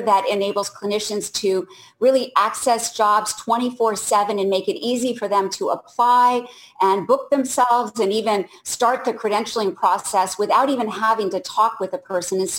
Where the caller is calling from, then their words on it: Orlando, Florida, United States; calling from Orlando.